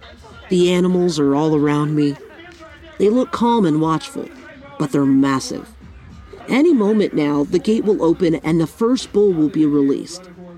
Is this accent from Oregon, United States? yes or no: no; Southern California, United States; born and raised in Southern California